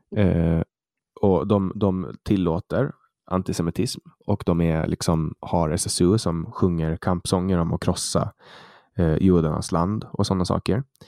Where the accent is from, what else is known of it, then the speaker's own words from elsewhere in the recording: Åland Islands; jag är född och uppvuxen på Åland